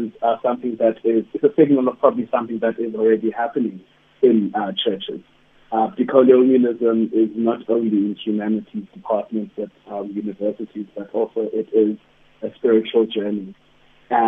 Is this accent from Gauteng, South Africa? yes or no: no; East London, Eastern Cape, South Africa; moved away; also born or lived in Johannesburg; I grew up in East London